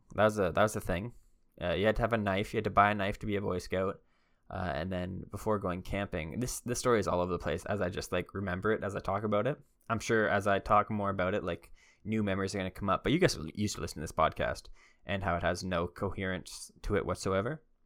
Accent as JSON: {"language": "English", "country": "Canada"}